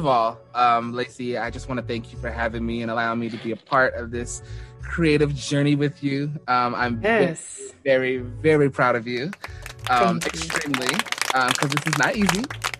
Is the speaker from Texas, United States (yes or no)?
yes; Denton, Texas, United States; moved away as an adult; also born or lived in North Dallas, Texas / Louisville / Plano, Texas; now in Newark, United States; Dallas, but I've lived in Louisville, Plano, but I call Denton, Texas home. Yes. I grew up again in Denton and left the North Texas area to go to school